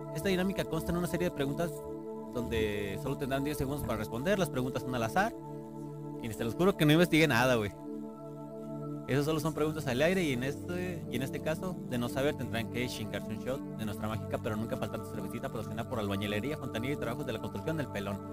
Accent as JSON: {"language": "Spanish", "country": "Mexico", "said": "Igual somos mexicanos"}